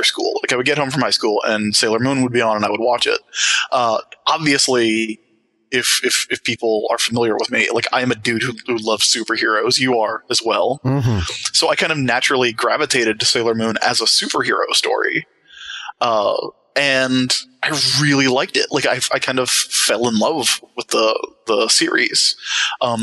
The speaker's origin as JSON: {"language": "English", "town": "Sumter", "region": "South Carolina", "country": "United States", "tie": "born or raised there", "said": "I grew up in a relatively small city in Sumter, South Carolina"}